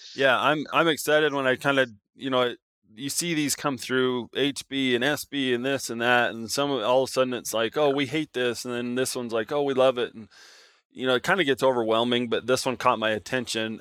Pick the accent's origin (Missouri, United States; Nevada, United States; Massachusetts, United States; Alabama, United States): Nevada, United States; moved away; I grew up in Nevada